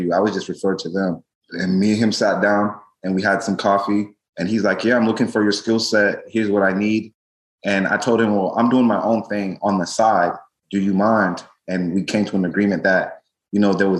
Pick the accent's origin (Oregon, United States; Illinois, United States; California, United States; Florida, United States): Florida, United States; Tampa; moved away as an adult; now in Miami, United States; I grew up in Tampa for the first part of my life